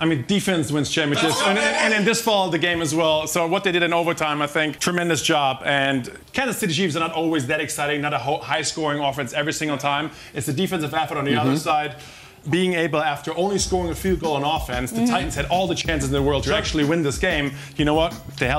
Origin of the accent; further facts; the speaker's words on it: Germany; Welcome to my home country.